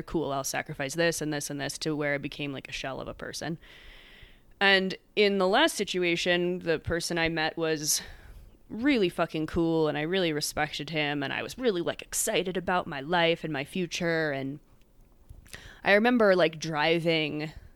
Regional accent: United States; moved away as an adult; also born or lived in San Diego; I grew up in suburbia outside Manhattan

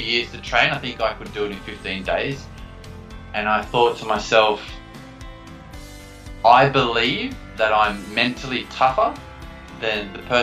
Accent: Australia; growing up in Australia.

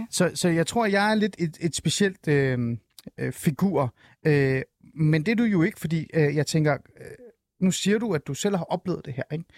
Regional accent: Denmark; also born or lived in Shiraz, Iran; Jeg kom til Danmark, da jeg var fem år

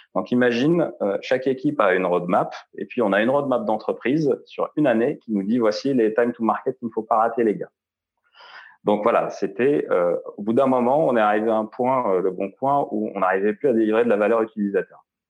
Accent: Algeria; moved away as an adult; now in France; je suis né en Algérie, j'ai grandi en Algérie euh, jusqu'à jusqu'à ce que j'empoche mon bac S.

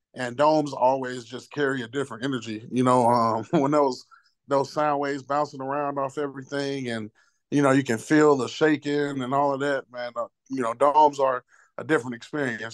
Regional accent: St. Louis, Missouri, United States; I'm from Saint Louis.

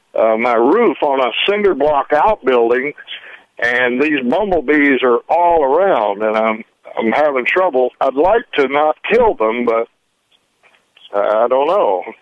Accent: Memphis, Tennessee, United States; now in South Dakota, United States; I'm from Memphis originally

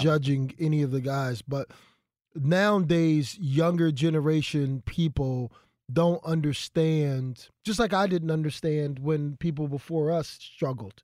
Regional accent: Philadelphia, Pennsylvania, United States; I'm from North Philadelphia

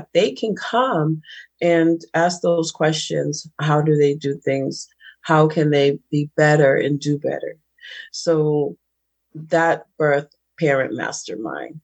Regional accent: Boston, Massachusetts, United States; I'm from Boston, and I call it Boss Town

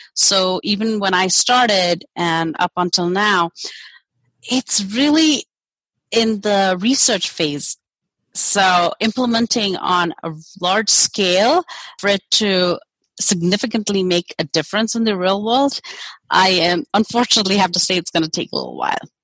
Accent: India; moved away as an adult; also born or lived in Germany; now in United States; I grew up in India

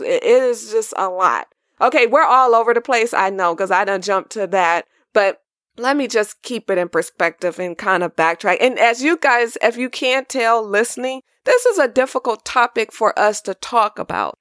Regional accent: California, United States; I was born and raised in California.

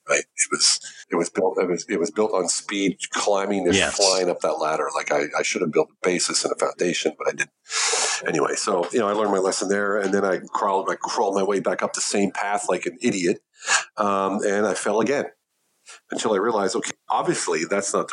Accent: United States; moved away as an adult; now in Germany; an American that didn't speak much German living in Germany

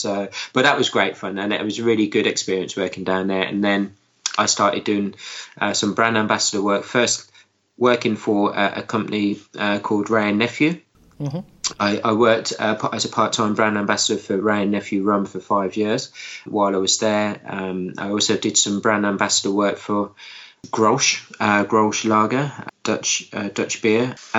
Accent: Birmingham, West Midlands, United Kingdom; accent: hybrid; Went to my home town of Birmingham, if you can't tell by my accent, which is a bit of a hybrid accent these days

